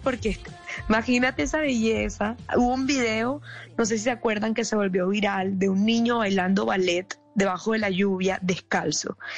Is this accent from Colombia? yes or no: yes; Barranquilla, Atlántico, Colombia; yo soy barranquillera